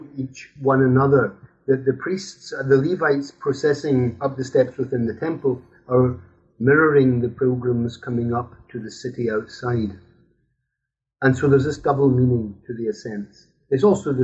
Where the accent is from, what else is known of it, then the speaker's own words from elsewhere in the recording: Scotland, United Kingdom; now in Brussels, Belgium; I'm Scottish. I grew up in Scotland.